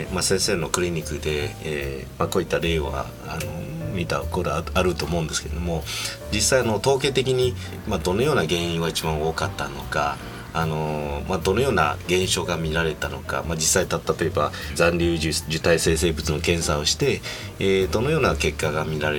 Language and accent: Japanese; Kansai, Japan; ええー、もう僕は関西出身なので